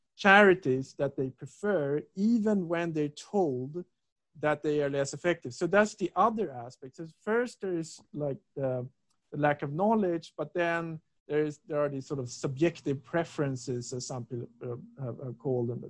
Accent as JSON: {"language": "English", "town": "Stockholm", "region": "Stockholm County", "country": "Sweden", "also_born_or_lived": "Lund, Sweden / England", "moved": "as an adult", "said": "I'm from Stockholm"}